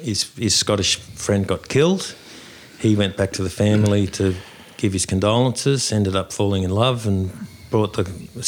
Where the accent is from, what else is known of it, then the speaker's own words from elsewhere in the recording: Sydney, New South Wales, Australia; my background, I'm a Dulwichell boy.